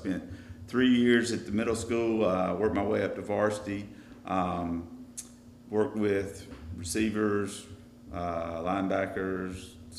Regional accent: Pendleton, South Carolina, United States; I grew up in Pendleton

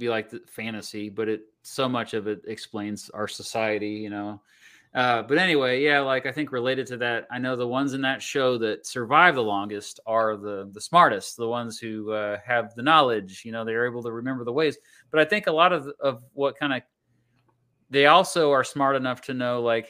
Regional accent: Wichita, Kansas, United States; I grew up just outside of Wichita.

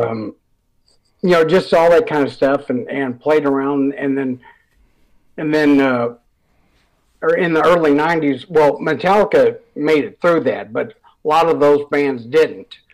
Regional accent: Detroit, Michigan, United States; I was from Metro Detroit

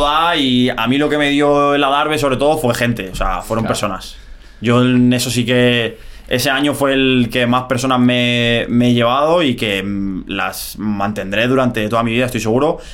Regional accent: Madrid, Community of Madrid, Spain; moved away as an adult; yo me crié en, Vallecas, yo soy de Vallecas de, toda la vida

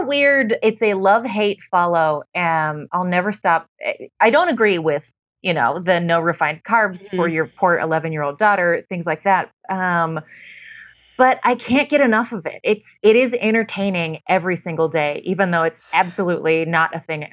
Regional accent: Utah, United States; I was born in Utah, not Mormon

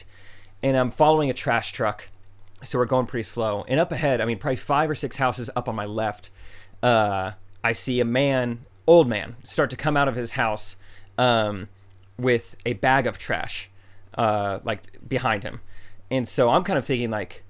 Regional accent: United States; I'm American

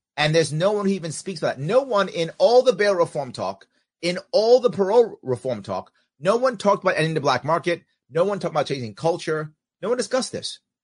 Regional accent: New York, United States; being a New Yorker

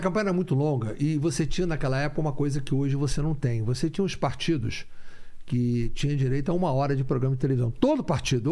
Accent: Rio de Janeiro, Brazil; nasci no Rio de Janeiro. Meu pai teve muito envolvimento com política

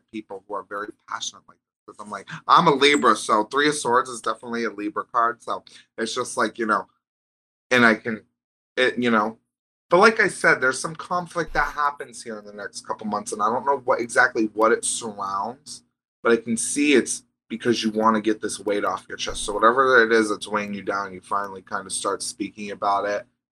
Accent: Vermont, United States; I'm from Vermont

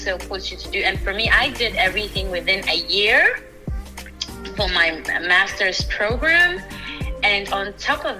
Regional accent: Ghana; now in United States; I didn't grow up in the US. I was born in Ghana, West Africa.

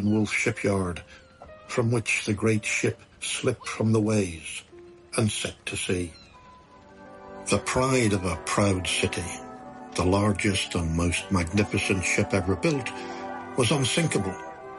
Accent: Islandmagee, Northern Ireland, United Kingdom; I grew up in Mullaghboy, Island McGee, north of Belfast, on the Antrim coast, in a cottage without main services.

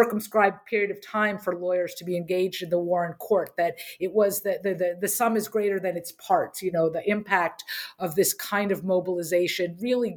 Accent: Harrisburg, Pennsylvania, United States; I grew up in Harrisburg, Pennsylvania

